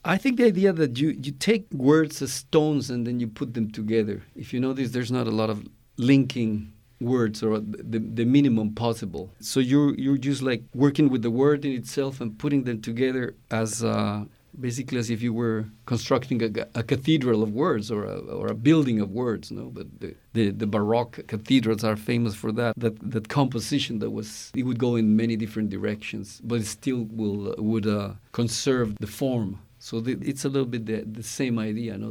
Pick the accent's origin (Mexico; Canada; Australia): Mexico; now in Oakland, United States; I am from Mexico.